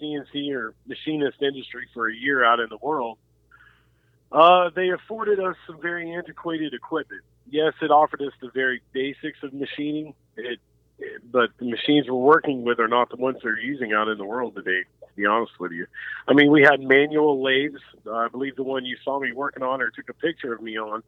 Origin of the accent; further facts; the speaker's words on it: Jinx, Oklahoma, United States; I was raised in Jinx